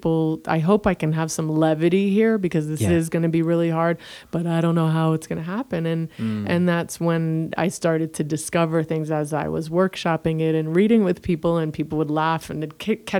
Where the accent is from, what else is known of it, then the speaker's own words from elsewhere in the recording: Jamaica; moved away; also born or lived in University of Michigan; I'm Jamaican